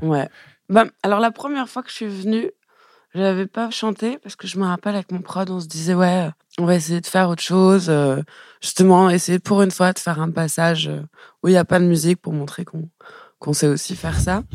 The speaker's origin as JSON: {"language": "French", "town": "Élancourt", "region": "Île-de-France", "country": "France", "also_born_or_lived": "Trappes", "said": "je viens pas de je pas de trappe. moi, je viens d'Elancourt, Morpa. C'est juste à côté"}